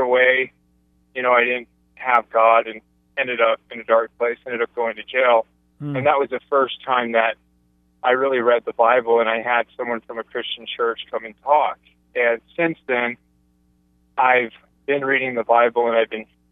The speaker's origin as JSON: {"language": "English", "town": "Salt Lake City", "region": "Utah", "country": "United States", "tie": "born or raised there", "said": "I was born and raised in Salt Lake City, Utah, and so it's mostly Mormons"}